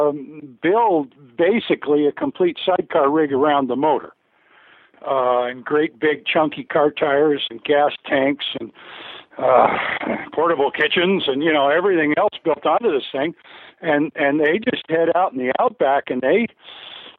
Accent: Canada; moved away; where I grew up in Canada

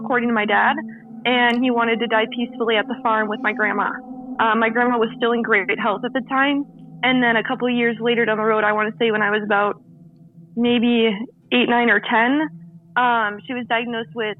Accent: northern Minnesota, United States; accent: Minnesota; I grew up in the Midwest. The state I grew up in is northern Minnesota

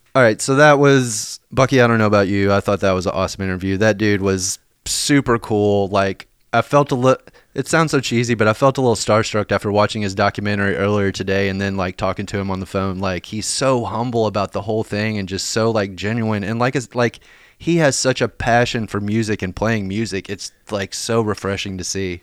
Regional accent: Lexington, Kentucky, United States; now in Nashville, United States; my hometown, like, of Lexington

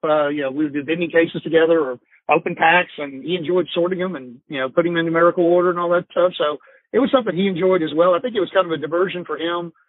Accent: Atlanta, Georgia, United States; I grew up in the Atlanta market Atlanta area

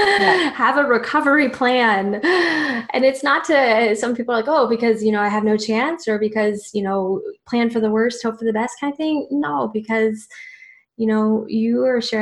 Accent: Virginia Beach, Virginia, United States; moved away; I'm also originally from Virginia Beach.

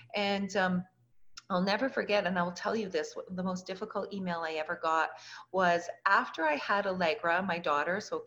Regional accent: Canada; moved away as an adult; also born or lived in Lubbock, Texas; I was from Canada.

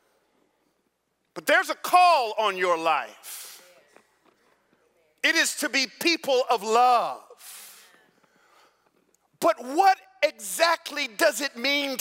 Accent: Atlanta, Georgia, United States; also born or lived in New York City; now in San Jose, United States; I grew up in Atlanta in the 70s and 80s.

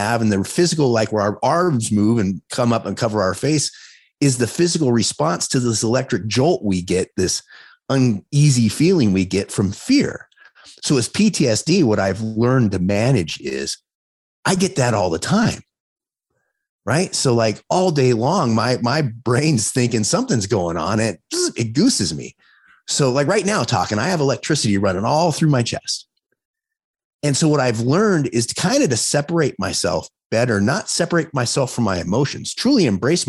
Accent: Los Angeles, California, United States; now in Las Vegas, United States; I grew up in Los Angeles

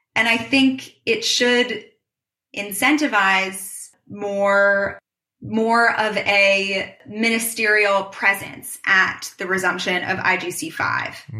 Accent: New York City, New York, United States; I am born and raised in New York, in New York City.

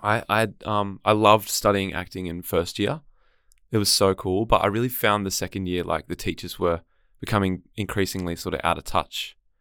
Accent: Gold Coast, Queensland, Australia; also born or lived in Sydney; now in Melbourne, Australia; I grew up on the Gold Coast

